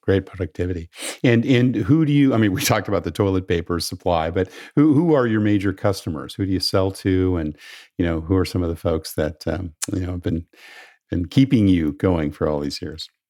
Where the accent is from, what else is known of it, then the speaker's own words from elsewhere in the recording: California, United States; My home state of California